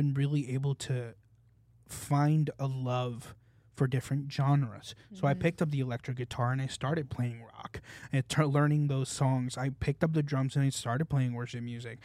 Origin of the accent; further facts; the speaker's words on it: Puerto Rico; moved away; also born or lived in California; I was born in California. Yeah. And then I moved to Puerto Rico